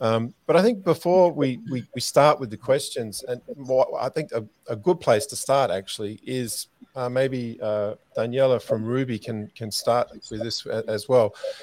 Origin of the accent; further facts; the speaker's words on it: Australia; moved away; I grew up in Australia, so we're very much used to warm Christmases.